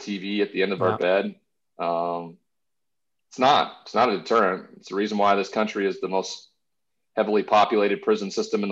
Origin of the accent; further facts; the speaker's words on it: Montana, United States; moved away as an adult; also born or lived in Texas; I ended up back in my hometown in Montana